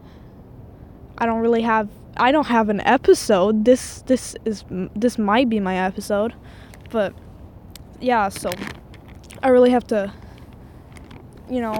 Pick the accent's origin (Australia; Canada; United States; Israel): Canada; Quebec; first language French; English is a second language; now in Edmonton, Canada; I'm actually French-Canadian, so that's why my English is terrible